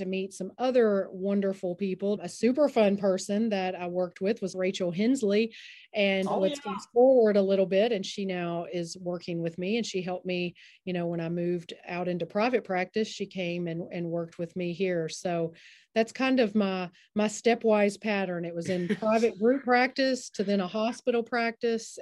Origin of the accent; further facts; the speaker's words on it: Henderson, United States; also born or lived in South Carolina; I came back in 2011, and I was so excited to come back to my hometown